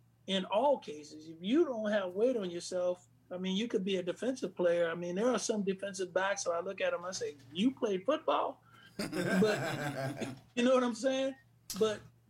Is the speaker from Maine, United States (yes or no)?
no; Bay Area, California, United States; I grew up in the Bay Area